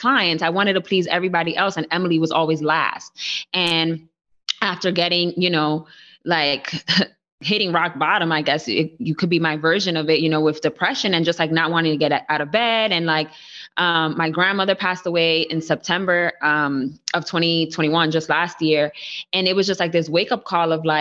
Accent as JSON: {"language": "English", "town": "New York City", "region": "New York", "country": "United States", "tie": "born or raised there", "said": "I was born and raised in the Bronx."}